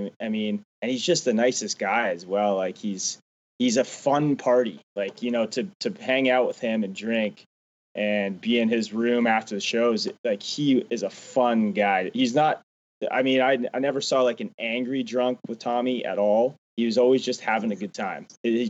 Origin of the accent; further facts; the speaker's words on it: Canada; And a lot of people think that's crazy because I'm from Canada, but my parents never got me into hockey.